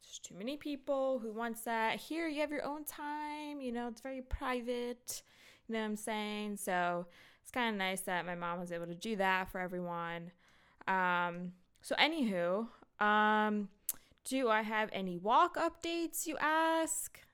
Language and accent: English; United States; we're all American